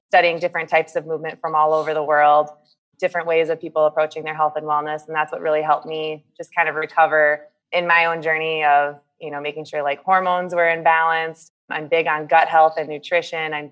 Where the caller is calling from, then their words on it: United States; also born or lived in Kuwait; yeah, I'm joining from the States. I um, spent the last five years of my life living in Kuwait as part of the team that helped set up Circuit Plus, uh, and all those facilities over there.